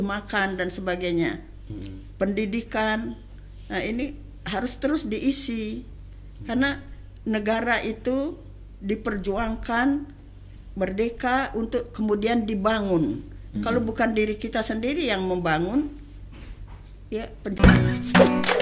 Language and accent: Indonesian; Bali, Indonesia; saya kan orang Bali